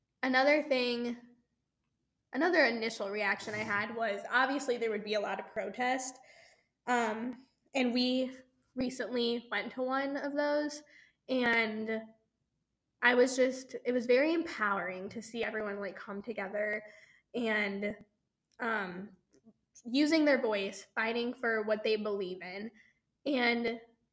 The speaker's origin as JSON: {"language": "English", "town": "St. Louis", "region": "Missouri", "country": "United States", "said": "I'm from Missouri, I'm from St. Louis."}